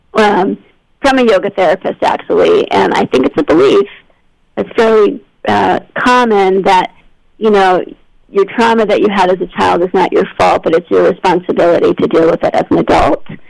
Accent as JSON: {"language": "English", "town": "Albany", "region": "New York", "country": "United States", "tie": "born or raised there", "also_born_or_lived": "Los Angeles / Massachusetts / France", "moved": "as an adult", "said": "I grew up in Albany, New York"}